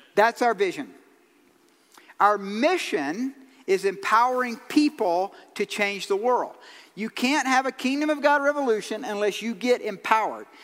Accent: Georgia, United States; I'm from Georgia

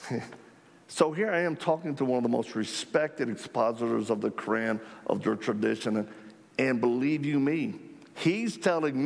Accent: United States; we're Christians from America

